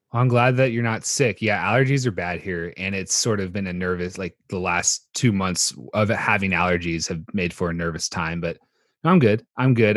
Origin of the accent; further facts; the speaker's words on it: Austin, Texas, United States; growing up in Austin, Texas